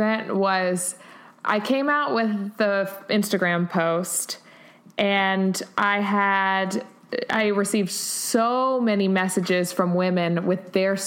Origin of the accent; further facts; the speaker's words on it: Houston, Texas, United States; moved away as an adult; also born or lived in Auburn, Alabama; I grew up in Houston, Texas. I went to school in Auburn, Alabama. Mm-hmm. My roots are in the South.